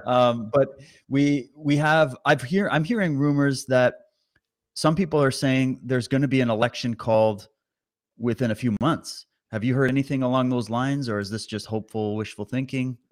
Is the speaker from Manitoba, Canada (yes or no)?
no; Alberta, Canada; I was born in Alberta. I got Alberta blood in me.